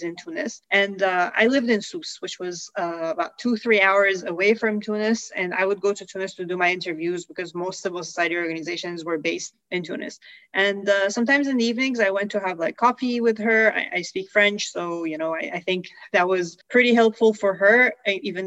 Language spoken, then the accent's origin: English; Iran; born or raised there; moved away